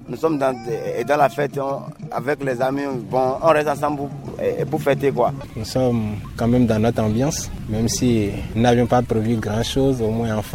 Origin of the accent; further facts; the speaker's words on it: Benin; Moi, je suis d'accord avec lui que, en tant que béninois, un béninois, nous, nous sommes les Africains.